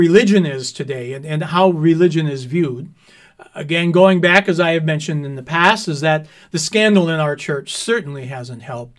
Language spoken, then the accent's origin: English; Clyman, Wisconsin, United States; I grew up in Clyman. Nobody knew where Clyman was other than those people who lived there.